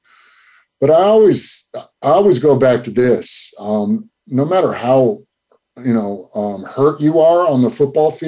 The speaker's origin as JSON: {"language": "English", "town": "Flint", "region": "Michigan", "country": "United States", "tie": "born or raised there", "said": "growing up in Michigan, I grew up in Flint"}